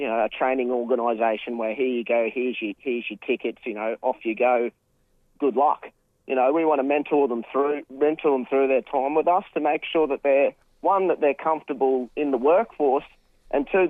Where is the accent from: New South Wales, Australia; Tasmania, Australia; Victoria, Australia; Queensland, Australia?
Queensland, Australia; Cairns; now in Sunshine Coast, Australia; we originally are from Cairns. I was born in Cairns Base Hospital, and so we started growing up there. But we moved to the Sunshine Coast a little while ago.